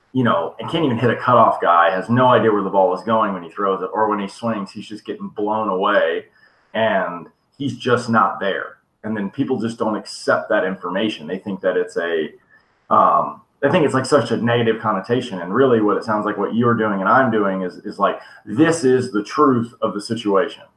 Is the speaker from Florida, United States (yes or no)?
yes; Destin, Florida, United States; also born or lived in Mexico; I'm a little bit of East Coast guy too, from a uh, small town called Destin